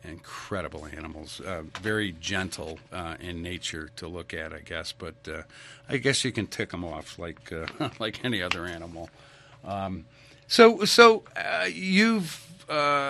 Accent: New England, United States; moved away as an adult; now in Idaho, United States; I grew up in New England, and I came out to Idaho 30 years ago.

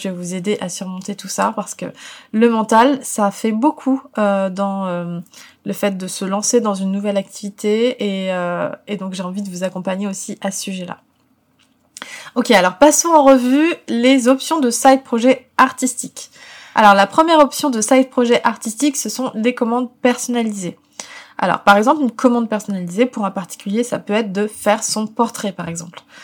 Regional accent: Paris, Île-de-France, France; en tant que parisienne

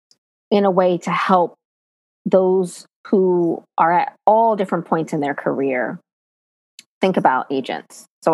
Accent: Hollis, New York, United States; also born or lived in Guayaquil, Ecuador; I'm from Hollis, Queens. I was born 7 pounds, 6 ounces in Guayaquil, Ecuador.

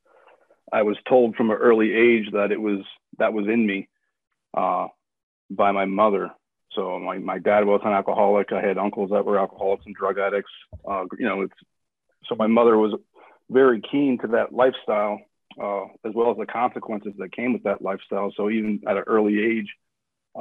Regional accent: Wilmington, Delaware, United States; also born or lived in Florida; now in Gilbert, United States; I'm originally from Wilmington, Delaware.

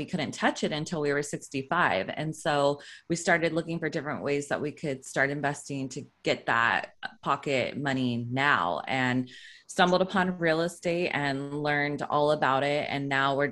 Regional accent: Sacramento, California, United States; moved away as an adult; now in Los Angeles, United States; I am from Sacramento, California. I grew up there

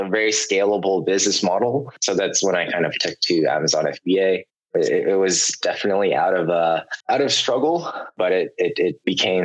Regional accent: San Francisco, California, United States; I was born and raised in the Bay Area, San Francisco more specifically.

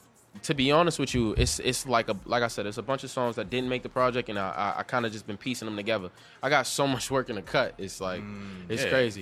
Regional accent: Boston, Massachusetts, United States; also born or lived in Fields Corner, Boston; I'm from High Park, yep.

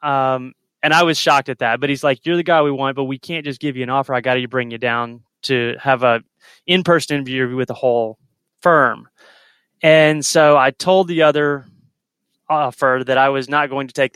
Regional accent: Lexington, Kentucky, United States; I was born in Lexington, went to school all the way through in Lexington

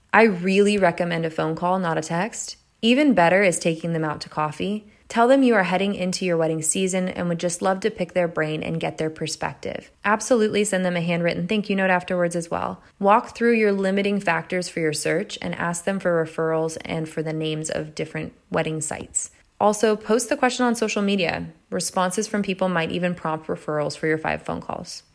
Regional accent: Carmel, California, United States; my hometown, Carmel, California

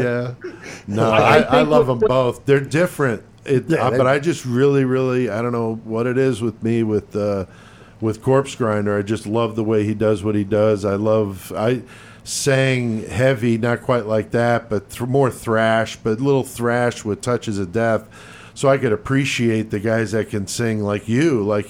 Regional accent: East Coast, United States; moved away; I'm originally from the East Coast. I moved out here to the Midwest in 90

